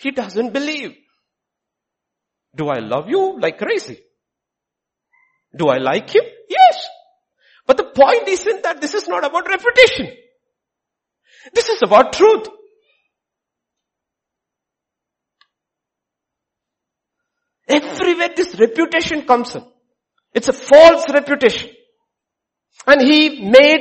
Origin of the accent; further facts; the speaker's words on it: India; we grew up seeing in India